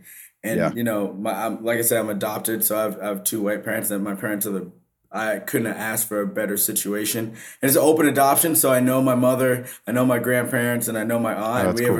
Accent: Vermont, United States; like I'm from Vermont, right? So like the black population is very low. Like I had to go 45 minutes to see another black person.

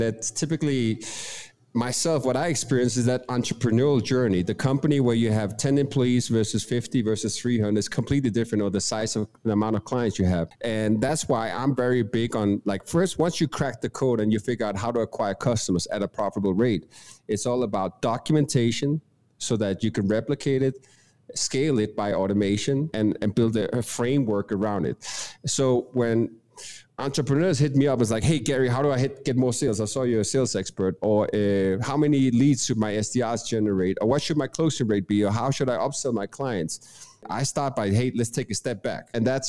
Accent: Denmark; English is a second language; moved away as an adult; now in Medellín, Colombia; I'm originally from Denmark, Europe, hence the accent. I've been living abroad the last 15 years doing business predominantly in US. Currently reside in Colombia, Medellín.

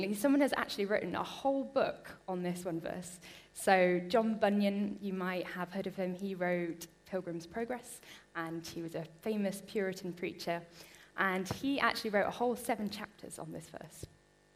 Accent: Bristol, South West England, United Kingdom; now in Harrogate, United Kingdom; I grew up in Bristol, which is a great place to grow up

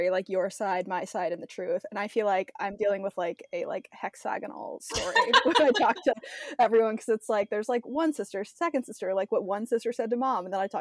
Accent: Ohio, United States; moved away as an adult; also born or lived in San Francisco, California; now in Nashville, United States; I grew up in Ohio and I lived there for 22 years

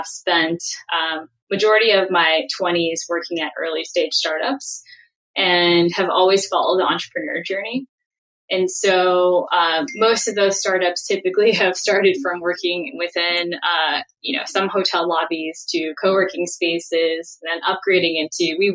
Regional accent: San Francisco, California, United States; I grew up in San Francisco proper in the city, in the public school system with a single mom

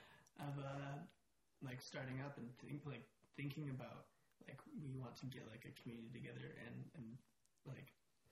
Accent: Calgary, Alberta, Canada; born or raised there

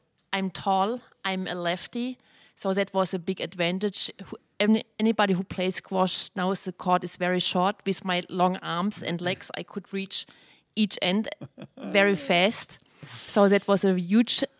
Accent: Germany; accent: German; English is a second language; moved away as an adult; also born or lived in London / New York; now in Long Island, United States; I'm original from Germany. You definitely can hear my accent, which I never lose

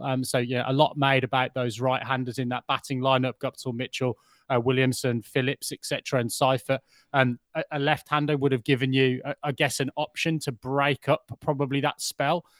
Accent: England, United Kingdom; as an Englishman

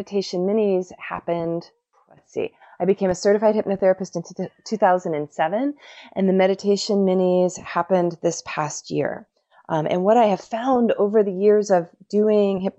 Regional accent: Florida, United States; I was born in Florida

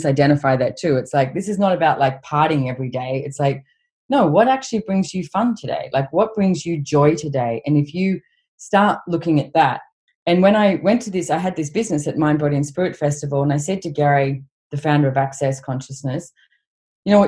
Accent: Australia; growing up in Australia, we have, you know, a big country with not many people

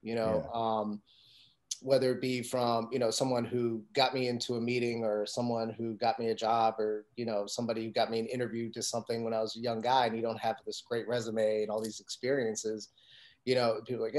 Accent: Montgomery County, Maryland, United States; also born or lived in Silver Spring, Maryland / Takoma Park, Maryland / Gaithersburg, Maryland; I'm a Montgomery County kid. I grew up the really early years of my life in Silver Spring, the Tacoma Park area. And then as I got to like my teenage years, I was out in Gaithersburg, Maryland

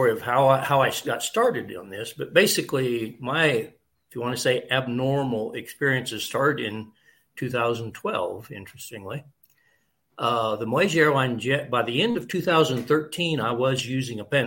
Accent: Kansas, United States; moved away as an adult; now in Costa Rica; I'm originally from Kansas, but I bought a farm in Costa Rica 40 years ago, and I've been back here on my farm about 15 years now

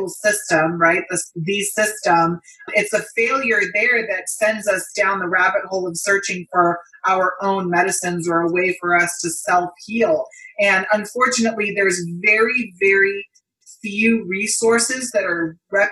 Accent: California, United States; moved away; I'm originally from California too

